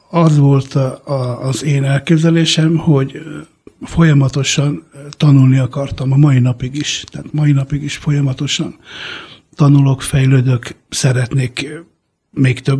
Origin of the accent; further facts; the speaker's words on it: Italy; born there; mert olasz származású vagyok. Olaszországban születtem